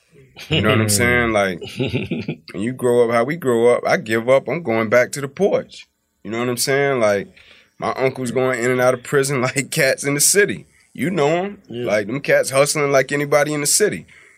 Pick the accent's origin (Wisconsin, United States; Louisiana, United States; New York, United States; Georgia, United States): Georgia, United States; Atlanta; born and raised in Atlanta. Kirkwood, Zone 6.